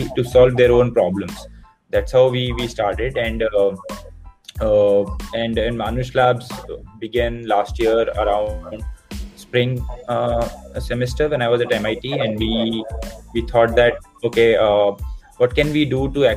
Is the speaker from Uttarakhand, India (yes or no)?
yes; Uttarakhand, India; moved away; I grew up in Uttarakhand